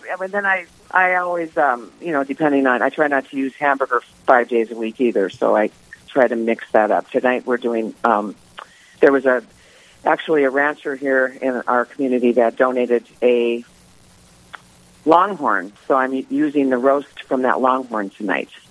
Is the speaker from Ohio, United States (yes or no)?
no; Mandan, North Dakota, United States; moved away as an adult; also born or lived in Southern California / Bismarck, North Dakota; I am originally from Mandan, North Dakota. And I was born August 15th, 1956. And I lived in Mandan until the age of 23.